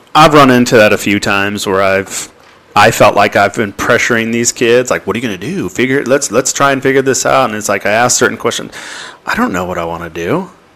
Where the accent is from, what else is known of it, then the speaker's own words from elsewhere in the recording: Anaheim, California, United States; moved away as an adult; also born or lived in North Texas; was born and raised in Anaheim, California